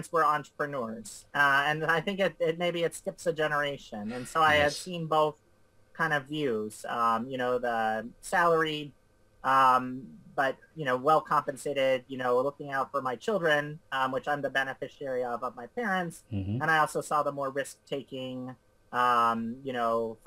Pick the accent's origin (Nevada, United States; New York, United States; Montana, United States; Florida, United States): Florida, United States; Miami; also born or lived in Fort Lauderdale; I grew up in Miami. So I've lived in South Florida for most of my life